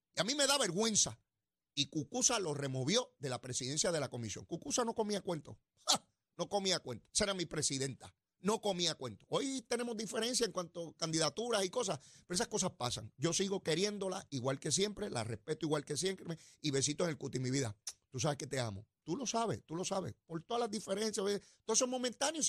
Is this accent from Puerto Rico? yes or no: yes; Puerto Rico; yo soy boricua, ciudadano americano